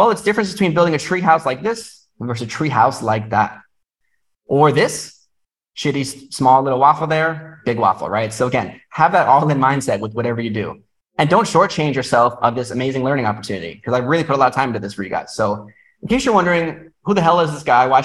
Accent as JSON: {"language": "English", "region": "New York", "country": "United States", "moved": "as an adult", "lives_now": "Vietnam", "said": "I'm from New York"}